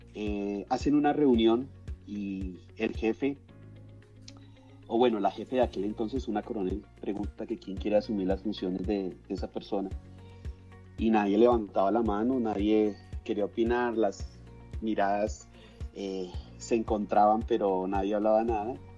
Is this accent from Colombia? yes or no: yes; Colombia; llegué incluso a, estar en la reserva de un equipo muy importante de mi país, eh, que se llama Millonarios